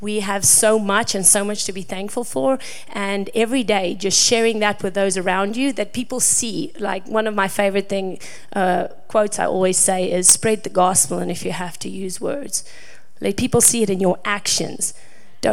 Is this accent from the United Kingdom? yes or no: no; South Africa; moved away as an adult; now in United States; that we are from South Africa, and for us, we are in America because this is our mission field. You know, we're from South Africa where we always see foreigners come and do the mission in our country, and when we were called to come to the States